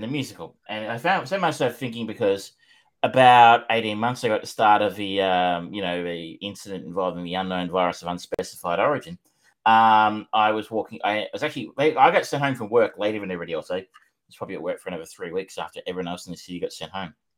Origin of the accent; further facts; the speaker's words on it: Australia; as an Australian